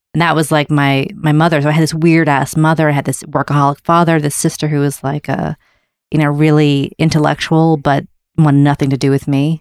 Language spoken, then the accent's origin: English; Wayland, Massachusetts, United States; also born or lived in Newton, Massachusetts / Seattle, Washington; I was born in Newton, and then we moved to, to, um, Seattle. And we moved to this town called Wayland